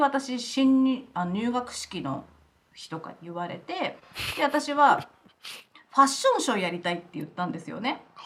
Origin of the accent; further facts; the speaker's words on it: Kofu, Yamanashi, Japan; moved away as an adult; also born or lived in Aomori / Australia; now in Los Angeles, United States; 山梨県甲府市出身で